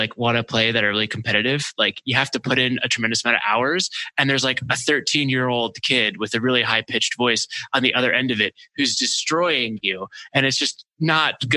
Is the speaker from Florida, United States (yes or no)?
no; Maryland, United States; my hometown in Maryland